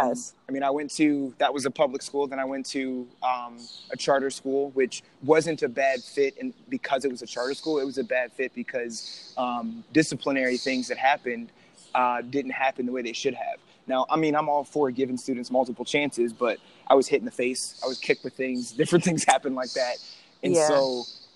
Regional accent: Youngstown, Ohio, United States; now in Columbus, United States; from Youngstown, Ohio, live in Columbus, been in Ohio my entire life

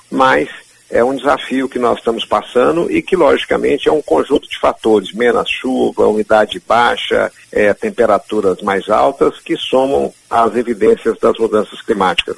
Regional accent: Belo Horizonte, Minas Gerais, Brazil; now in Pantanal, Brazil; eu sou nascido em Belo Horizonte, já estou aqui há mais de 30, 40 anos

